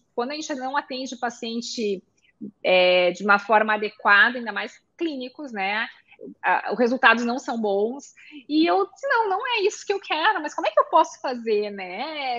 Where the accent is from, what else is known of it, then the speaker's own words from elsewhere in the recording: Porto Alegre, Rio Grande do Sul, Brazil; now in Passo Fundo, Brazil; eu sou gaúcha de Porto Alegre